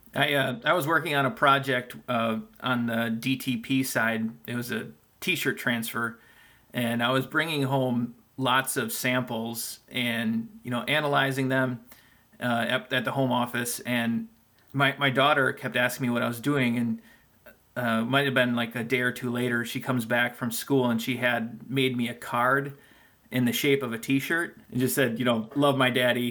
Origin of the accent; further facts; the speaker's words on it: Green Bay, Wisconsin, United States; I'm from Green Bay, Wisconsin